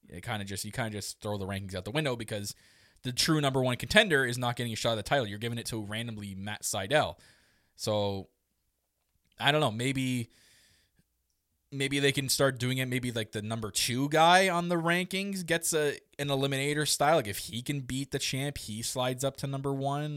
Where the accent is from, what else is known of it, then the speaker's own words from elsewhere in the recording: Canada; Me obviously being Canadian